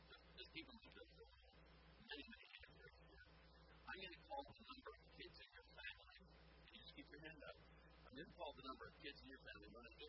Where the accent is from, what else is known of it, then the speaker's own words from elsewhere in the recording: Alameda, California, United States; born there; I was born on March 17, 1942, in Alameda, California.